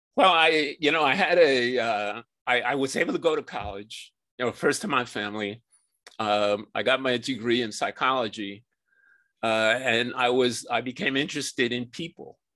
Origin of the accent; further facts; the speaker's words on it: New York City, New York, United States; I grew up in New York City where I still live.